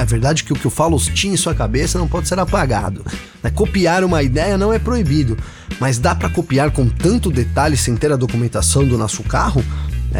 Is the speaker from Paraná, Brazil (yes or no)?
no; São Bernardo do Campo, São Paulo, Brazil; eu sou de São Bernardo